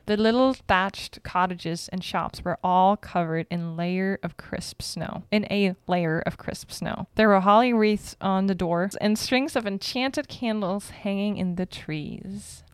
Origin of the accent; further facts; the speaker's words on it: Berlin, Germany; moved away; Berlin, my hometown